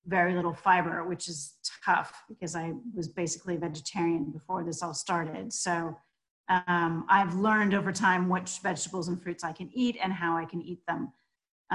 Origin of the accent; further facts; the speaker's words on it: United States; also born or lived in southwest France; now in France; I'm American, as you can hear, but I live in the southwest of France